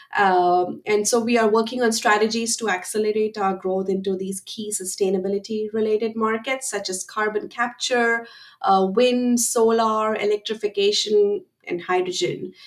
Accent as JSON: {"language": "English", "country": "India", "tie": "born or raised there", "moved": "as an adult", "lives_now": "United States", "said": "I am originally from India and I came to the United States in 2006 to pursue my master's in chemical engineering, and I have been here ever since."}